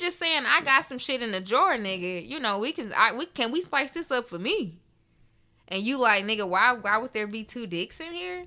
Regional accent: Memphis, Tennessee, United States; I am from Memphis

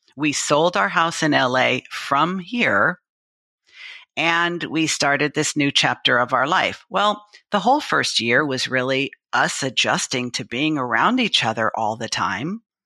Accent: Los Angeles, California, United States; moved away as an adult; I was born and raised in Los Angeles

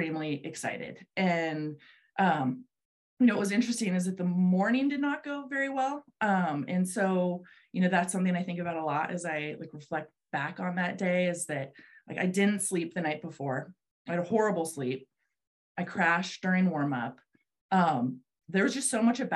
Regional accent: South Lake Tahoe, California, United States; moved away as an adult; now in Sun Valley, United States; I grew up in Lake Tahoe skiing at Heavenly

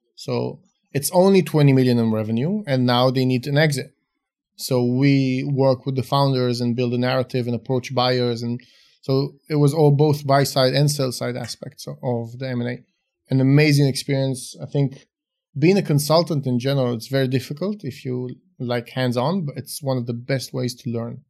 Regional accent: Israel; also born or lived in Romania; moved to Israel when I was about five, grew up in Israel

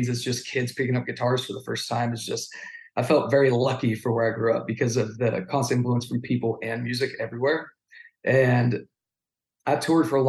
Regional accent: Yuba City, California, United States; moved away as an adult; also born or lived in Los Angeles, California; now in Nashville, United States; I grew up in Yuba City, California, which is middle of nowhere

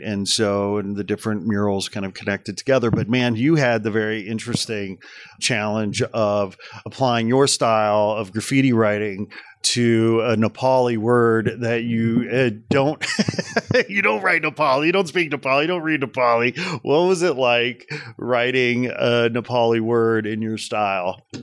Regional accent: United States; as a American taxpayer

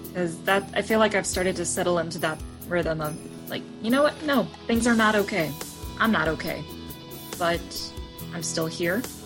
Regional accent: Frankfort, Indiana, United States; I grew up originally in Frankfort, Indiana, and attended St. Matthew United Methodist

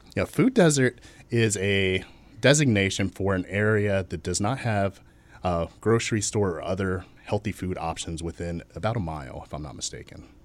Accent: Chesapeake, Virginia, United States; I was born and raised in Chesapeake, Virginia, still there

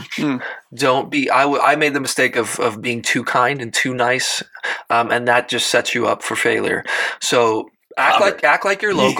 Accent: South Africa; first language Afrikaans; English is a second language; moved away; Because I was born there and I was raised there on that water.

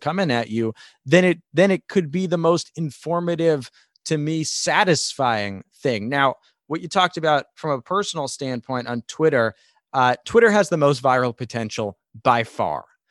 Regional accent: New York, United States; I'm a New Yorker, I'm from New York

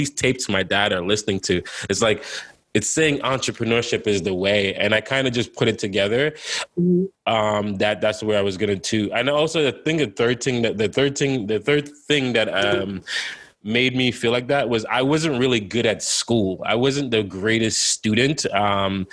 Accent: New York, United States; also born or lived in Jamaica; I came from Jamaica straight to the Bronx

